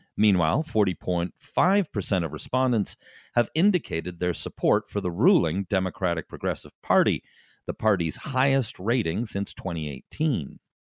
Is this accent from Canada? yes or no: yes; Canada; now in Taiwan; as a Canadian